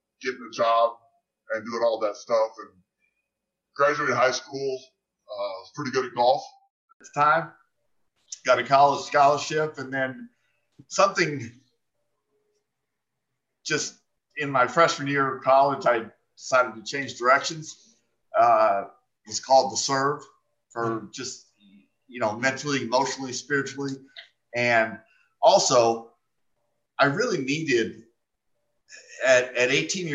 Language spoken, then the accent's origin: English; Phoenix, Arizona, United States; I was born and raised here in Phoenix, Arizona